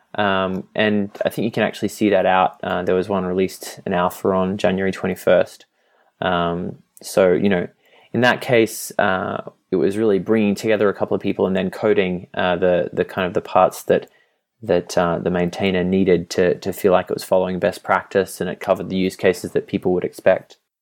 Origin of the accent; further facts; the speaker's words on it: Australia; moved away as an adult; also born or lived in Europe; now in Boston, United States; I'm from Australia and previous to this Europe